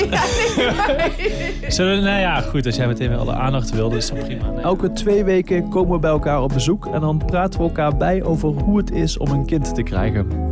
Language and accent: Dutch; Limburg, Netherlands; now in Amsterdam, Netherlands; Ik kom uit Limburg. Ik woon in Amsterdam.